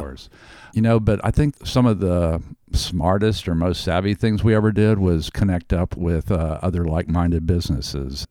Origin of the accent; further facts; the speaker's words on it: Houston, Texas, United States; now in Austin, United States; when I was a kid growing up in Houston